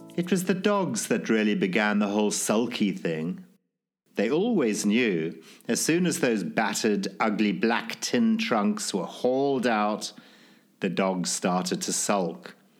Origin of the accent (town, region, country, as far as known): Zimbabwe; born or raised there